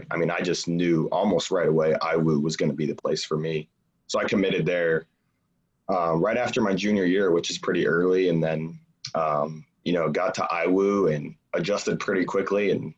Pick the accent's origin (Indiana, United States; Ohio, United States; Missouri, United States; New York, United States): Indiana, United States; Warsaw; Yep, Northern Indiana, Warsaw.